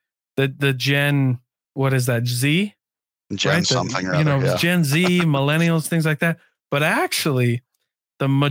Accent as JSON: {"language": "English", "region": "Iowa", "country": "United States", "said": "one of my favorite jobs was selling big industrial metal machines in my home state of Iowa"}